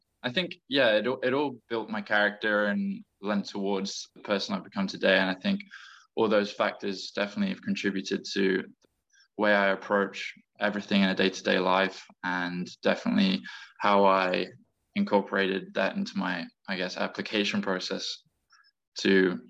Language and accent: English; England, United Kingdom; And growing up, I did move a lot, but mostly based in England.